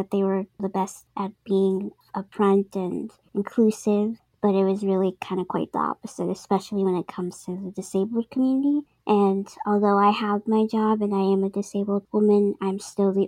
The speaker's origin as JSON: {"language": "English", "town": "Boston", "region": "Massachusetts", "country": "United States", "said": "I'm from Boston, Massachusetts"}